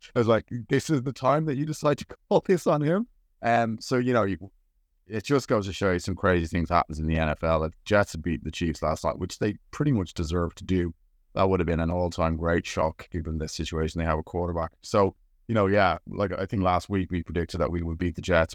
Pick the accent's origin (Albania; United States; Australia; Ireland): Ireland; I am Irish